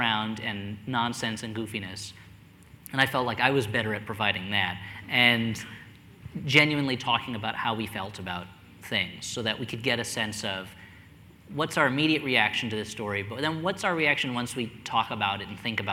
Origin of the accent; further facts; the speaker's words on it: New Jersey, United States; I grew up in New Jersey